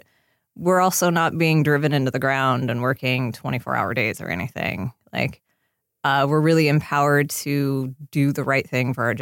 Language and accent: English; Seattle, Washington, United States; now in Los Angeles, United States; I grew up in Seattle